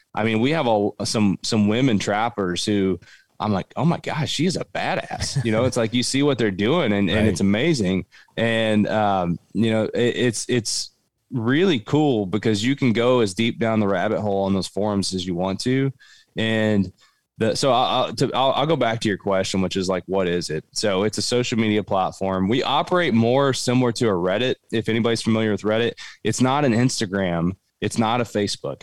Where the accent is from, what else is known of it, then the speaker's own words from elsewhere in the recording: Cumberland Gap, southeastern Kentucky, United States; I grew up in southeastern Kentucky. I grew up in Appalachia, right in the Cumberland Gap